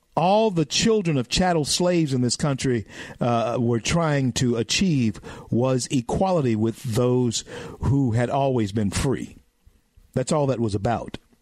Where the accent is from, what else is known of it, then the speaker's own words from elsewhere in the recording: the South, United States; I'm a Southerner, okay, and I educate my, my people in the South